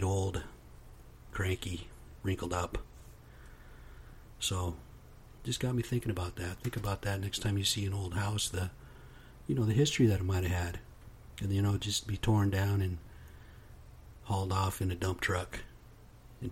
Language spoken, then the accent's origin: English; United States; I am American Indian, straight off the reservation